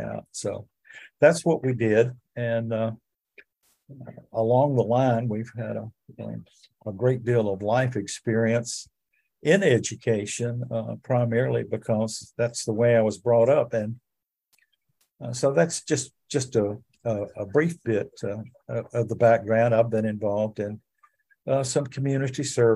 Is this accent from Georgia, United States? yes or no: yes; Athens, Georgia, United States; also born or lived in South Carolina; now in Augusta, United States; I grew up in Athens, Georgia